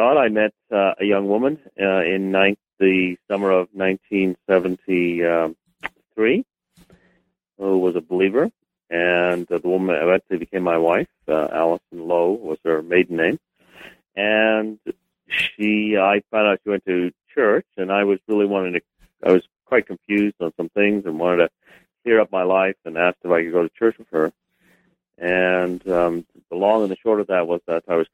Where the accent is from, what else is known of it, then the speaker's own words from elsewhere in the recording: England, United Kingdom; I was born in England, and my father is Kurdish, so he had come to study in England from Iraq, actually